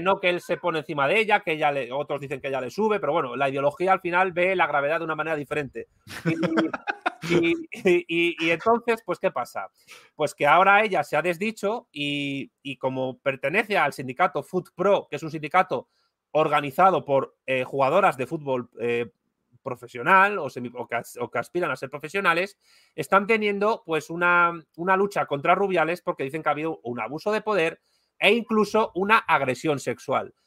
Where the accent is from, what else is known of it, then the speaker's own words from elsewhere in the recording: Spain; como decimos en España